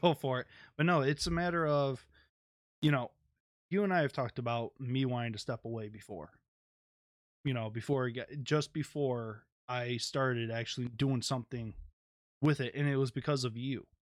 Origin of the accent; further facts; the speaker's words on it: Detroit, Michigan, United States; I'm from Detroit.